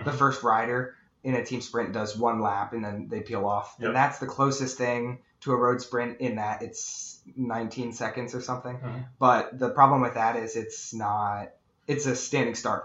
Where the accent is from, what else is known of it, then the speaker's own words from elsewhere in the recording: East Coast, United States; moved away; Where I grew up on the East Coast, there the mountains are 2 or 3 minutes